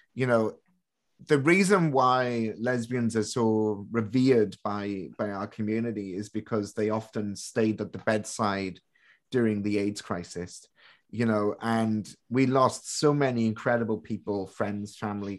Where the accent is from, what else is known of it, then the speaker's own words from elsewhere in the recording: United Kingdom; now in Canada; I'm British